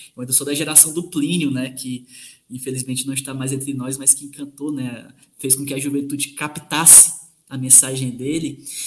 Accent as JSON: {"language": "Portuguese", "region": "sertão of Ceará", "country": "Brazil", "moved": "yes", "lives_now": "Minas Gerais, Brazil", "said": "eu que sou do sertão do Ceará e atualmente sou professor de Minas Gerais"}